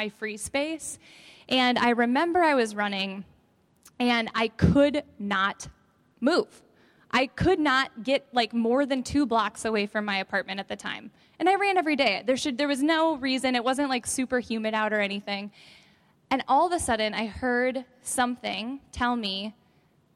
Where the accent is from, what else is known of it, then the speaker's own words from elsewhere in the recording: Evansville, Wisconsin, United States; I grew up in Evansville, Wisconsin